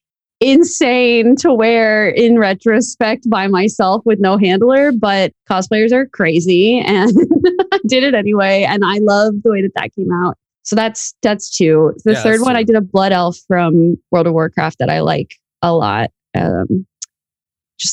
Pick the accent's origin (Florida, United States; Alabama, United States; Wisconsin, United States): Florida, United States; also born or lived in New York; I was born in New York, but I grew up in Florida. And so I've lived in Florida my whole life.